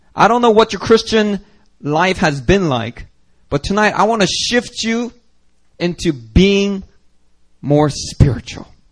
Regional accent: Philadelphia, Pennsylvania, United States; moved away as an adult; I grew up in Philly, and the church that I grew up

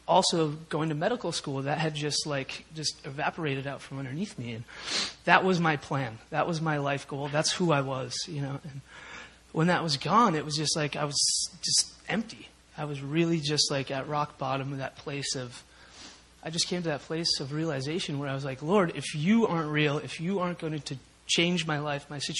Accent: Minnesota, United States; now in South Korea; I grew up in Minnesota I had three brothers and a sister and wonderful parents

